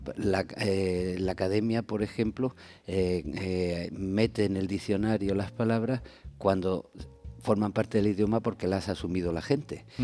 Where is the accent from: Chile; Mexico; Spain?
Spain; Andalusia; Santiago y yo somos andaluces